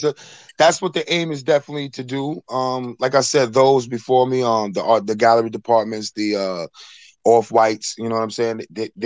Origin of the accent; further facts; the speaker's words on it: South Huntington, New York, United States; I'm from South Huntington. I'm from Long Island.